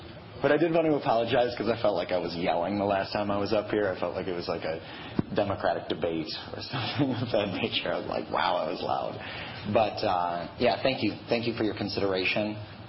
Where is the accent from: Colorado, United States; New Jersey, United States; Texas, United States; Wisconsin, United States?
Wisconsin, United States; Madison; I'm born and raised in Madison.